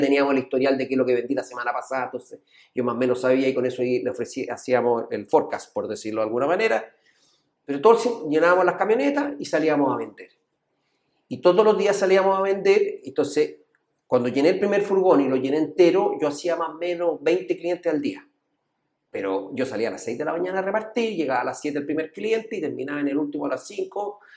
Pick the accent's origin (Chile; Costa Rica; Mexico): Chile; El Monte, Santiago Metropolitan Region; Nosotros crecimos en el monte, siempre decimos que somos del monte